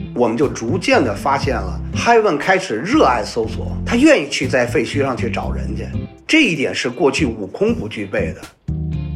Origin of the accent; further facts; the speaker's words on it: Beijing, China; 我来自北京，我是一名搜救犬，训犬师